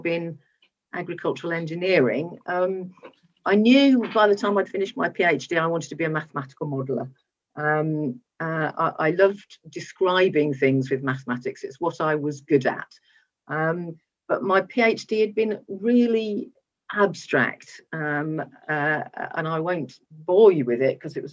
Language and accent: English; West Midlands, United Kingdom; I grew up in the West Midlands, a relatively suburban area